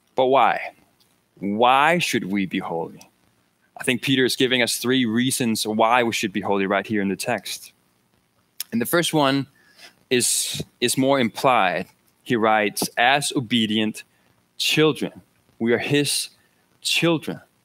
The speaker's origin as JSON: {"language": "English", "country": "Denmark", "moved": "yes", "said": "I'm from Denmark"}